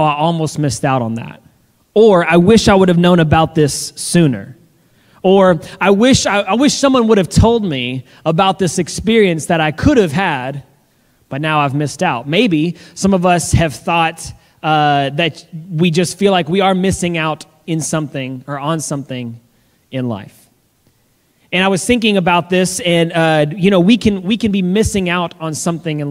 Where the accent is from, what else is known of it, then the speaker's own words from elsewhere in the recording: the South, United States; I'm from the South and even though we had pecan pie at every single family gathering